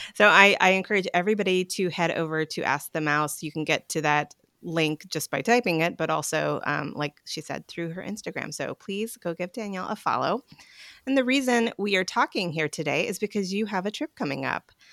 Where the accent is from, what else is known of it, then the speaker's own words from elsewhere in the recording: North Carolina, United States; I grew up in North Carolina